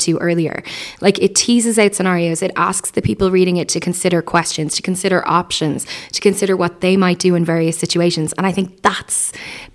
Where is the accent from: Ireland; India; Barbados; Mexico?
Ireland; as an Irish people